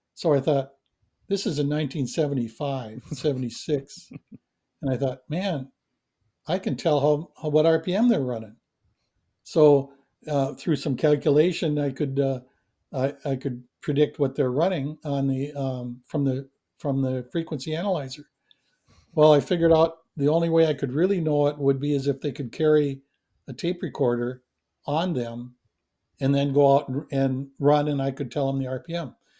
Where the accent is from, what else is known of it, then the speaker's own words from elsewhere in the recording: near Coon Rapids, Minnesota, United States; gotten a position at, at Yamaha in, in Coon Rapids, Minnesota, which was right by my hometown